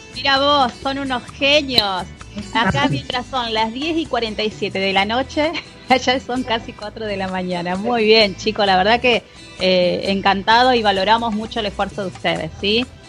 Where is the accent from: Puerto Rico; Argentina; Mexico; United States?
Argentina; nosotros somos muy matero acá los argentinos